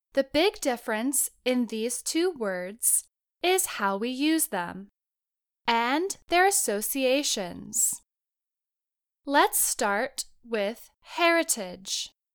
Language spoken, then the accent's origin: English; United States; I was born to Americans in the United States